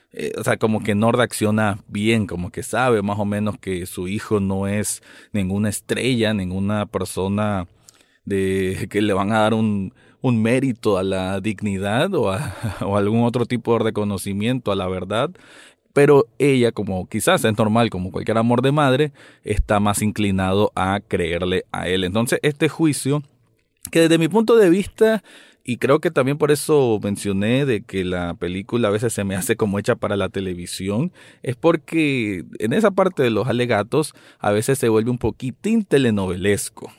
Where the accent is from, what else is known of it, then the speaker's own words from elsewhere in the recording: Nicaragua; yo como nicaragüense